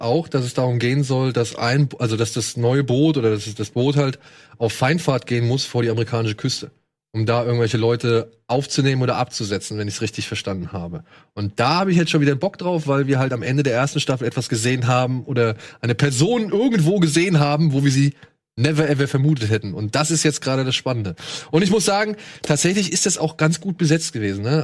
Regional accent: Germany; Bei uns in Deutschland

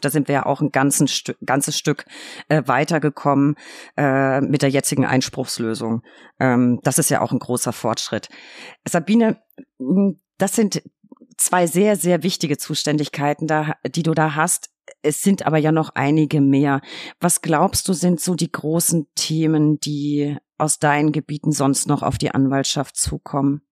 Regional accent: Bavaria, Germany; Ich komme aus Bayern, natürlich bin ich katholisch.

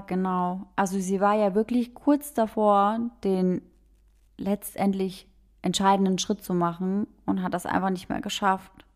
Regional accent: Germany; bei uns in Deutschland

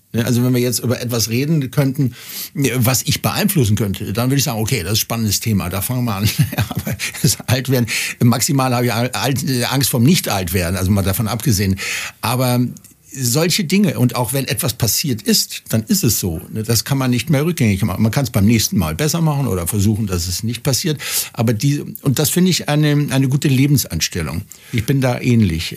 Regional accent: Cologne, North Rhine-Westphalia, Germany; now in Bavaria, Germany; Köln wird immer meine, meine Heimat sein, auch wenn ich jetzt schon lange in Bayern lebe

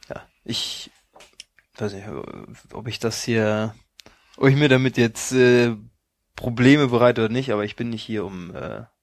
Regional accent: Hamburg, Germany; ich komme aus Hamburg und habe meine Familie und meinen Freundeskreis hier

